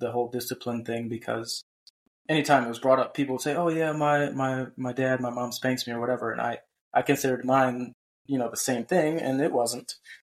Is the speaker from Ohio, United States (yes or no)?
yes; Cleveland, Ohio, United States; now in North Carolina, United States; I grew up in Cleveland, Ohio, and now I live in North Carolina